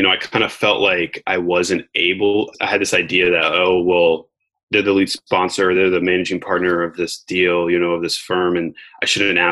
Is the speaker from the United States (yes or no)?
yes; United States; I was born in America.